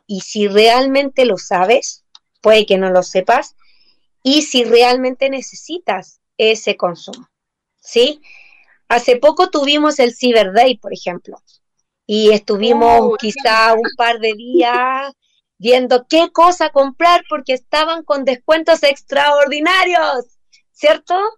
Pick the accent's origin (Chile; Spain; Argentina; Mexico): Chile; nosotros como sociedad chilena